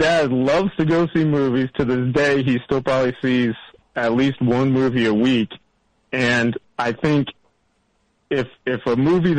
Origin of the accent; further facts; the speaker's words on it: Rockford, Illinois, United States; now in Minneapolis, United States; I'm from Rockford originally, but I've been up in Minneapolis for 20 years.